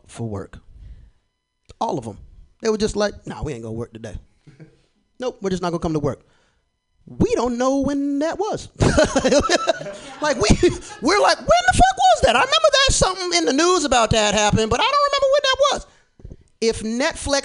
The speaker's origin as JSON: {"language": "English", "region": "Florida", "country": "United States", "said": "I'm from Florida"}